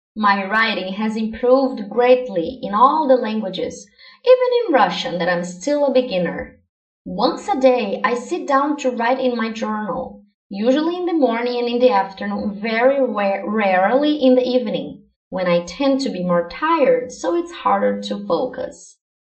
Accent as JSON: {"language": "English", "country": "Brazil", "first_language": "Portuguese", "second_language": "English"}